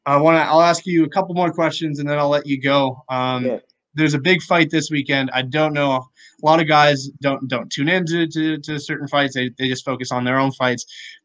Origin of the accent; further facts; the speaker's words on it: Canada; being Canadian, I'm always going to have the GSP bias.